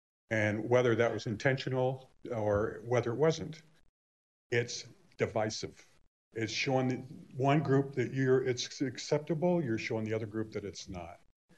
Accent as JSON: {"language": "English", "town": "Vacaville", "region": "California", "country": "United States", "tie": "born or raised there", "said": "I grew up here in Vacaville, went to school here, raised my family here, and now raising my grandkids here."}